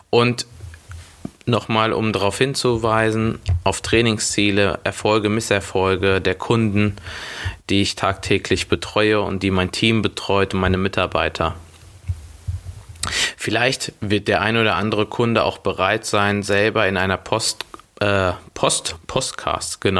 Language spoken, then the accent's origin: German; Schwelm, North Rhine-Westphalia, Germany; born there; Ich bin 29 Jahre jung, bin Portugiese und Brasilianer, gebürtiger Schwelmer, Nähe Wuppertal